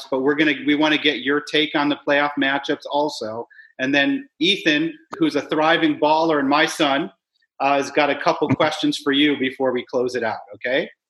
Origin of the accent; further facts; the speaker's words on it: New York, United States; growing up in New York, it's all Knicks.